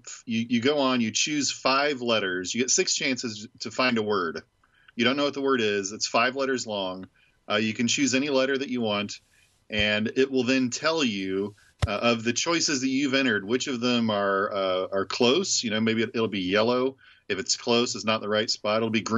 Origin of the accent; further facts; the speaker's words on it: Indianapolis, Indiana, United States; now in Ohio, United States; I grew up in Indianapolis